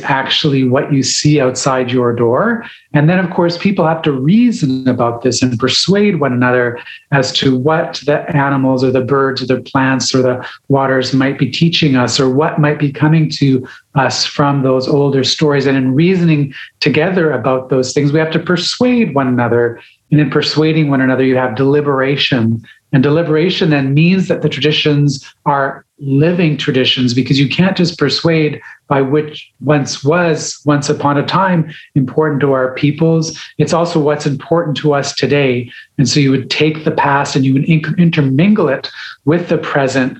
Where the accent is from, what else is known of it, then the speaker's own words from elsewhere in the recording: Saugeen Peninsula, Ontario, Canada; now in Victoria, Canada; I'm from the Portage Point in Ontario, which is about 3 hours north of Toronto, 4 hours north of Detroit, on Georgian Bay, the Saugeen Peninsula